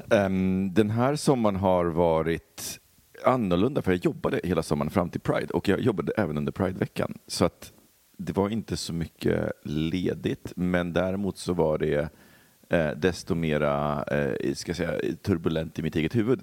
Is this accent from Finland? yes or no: no; Poland; now in Sweden; min barndom i Polen så var det ju så när jag växte upp